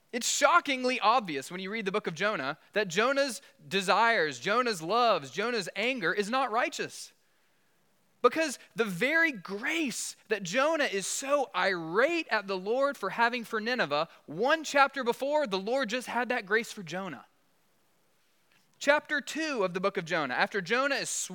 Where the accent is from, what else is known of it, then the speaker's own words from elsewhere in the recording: South Alabama, United States; I grew up in South Alabama, LA, Lower Alabama